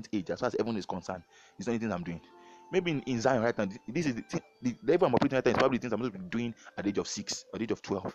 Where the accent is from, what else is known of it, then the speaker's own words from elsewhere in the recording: Nigeria; moved away as an adult; now in Canada; we are not escaping from Nigeria. We are fulfilling purpose outside Nigeria. If God tells us to go back to Nigeria tomorrow, we'll go back